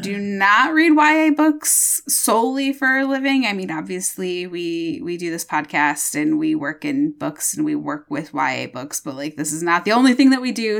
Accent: Michigan, United States; I'm from Michigan and I, I'm, I'm so defensive of Michigan

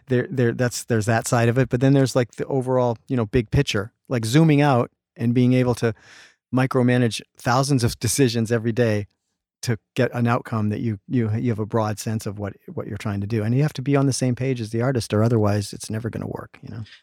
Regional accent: Canada; now in Los Angeles, United States; I'm Canadian. I grew up in Canada, a lot of fishing, hunting

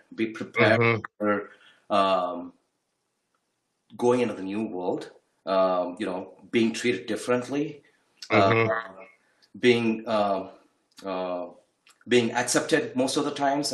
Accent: Bangalore, Karnataka, India; moved away as an adult; now in United States; We're from Bangalore, India.

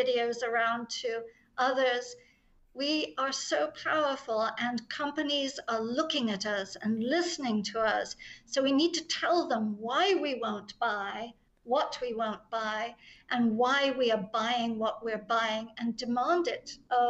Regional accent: England, United Kingdom; I'm English

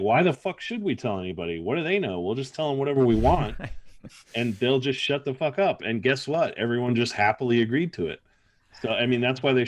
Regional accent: United States; as an American

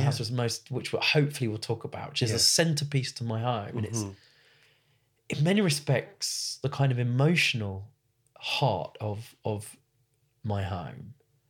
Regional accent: Southgate, London, United Kingdom; You know, I grew up in Southgate

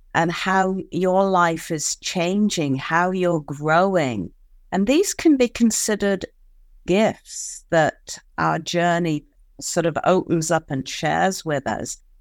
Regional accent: United Kingdom; being a Brit

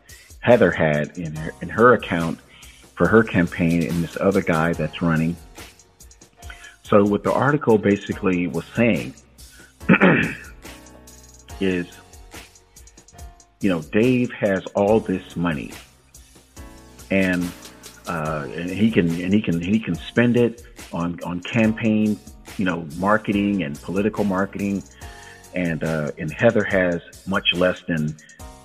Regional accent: Tampa Bay area, Florida, United States; I'm born and raised in Tampa, St. Pete, Clearwater, Bradenton, Sarasota

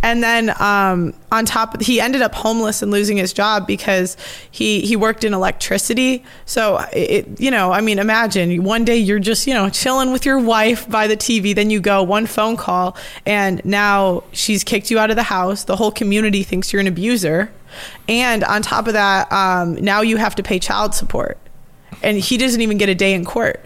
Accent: United States; I'm American

